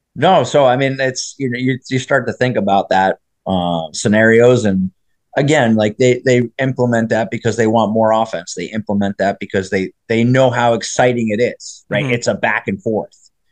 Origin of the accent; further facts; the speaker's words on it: New Jersey, United States; I grew up in New Jersey